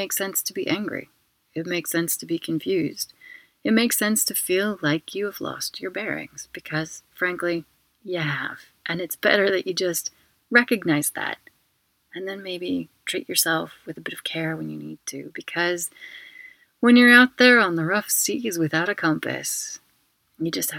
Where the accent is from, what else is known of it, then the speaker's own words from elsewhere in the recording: United Kingdom; now in Barcelona, Spain; I'm also a British citizen